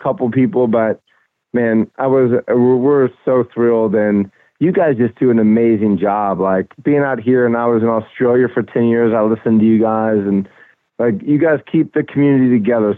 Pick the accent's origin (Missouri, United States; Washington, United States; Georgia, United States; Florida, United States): Florida, United States; Tampa; I grew up in Tampa Bay, man. You know, I was I was uh, we we moved to Tampa in '84 when I was about seven or eight years old